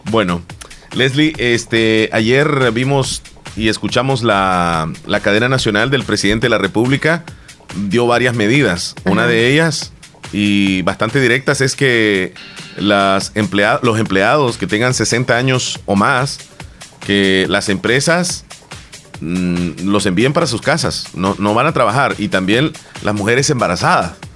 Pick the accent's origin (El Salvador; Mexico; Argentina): El Salvador; nosotros los salvadoreños